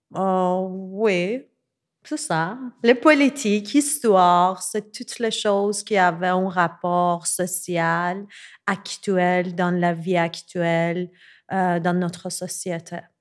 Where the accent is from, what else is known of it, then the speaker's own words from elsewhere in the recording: Tehran, Tehran Province, Iran; French is a second language; moved away as an adult; now in Montreal, Canada; je suis née à Téhéran, en Iran. J'ai grandi là-bas et depuis 2014, je vis à Montréal